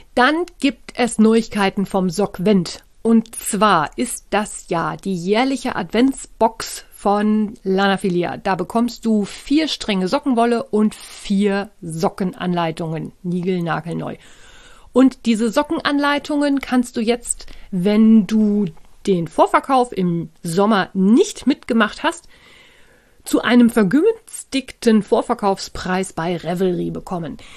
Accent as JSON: {"language": "German", "country": "Germany", "said": "bei uns in Deutschland"}